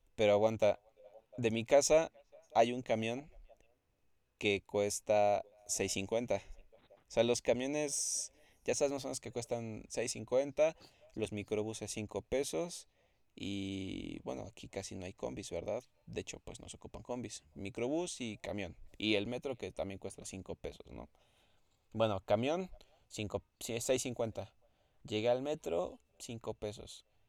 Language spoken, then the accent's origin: Spanish; Mexico City, Mexico; yo soy de la Ciudad de México